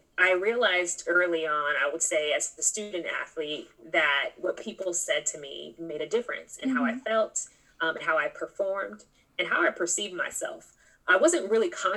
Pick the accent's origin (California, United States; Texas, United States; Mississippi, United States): California, United States; I'm originally from California.